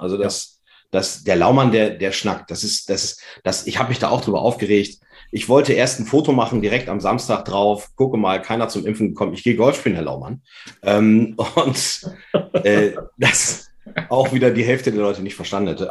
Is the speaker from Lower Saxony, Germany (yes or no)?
yes; Vechta, Lower Saxony, Germany; Ich komme aus Fechter